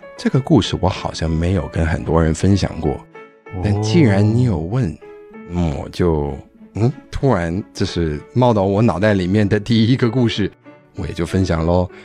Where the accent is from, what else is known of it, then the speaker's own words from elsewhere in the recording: New York suburbs, United States; accent: American-sounding (people think he is ABC); first language Chinese; also born or lived in Taiwan; 我们当初搬去纽约的那一个郊区，它算是纽约市区，但比较远一点点哦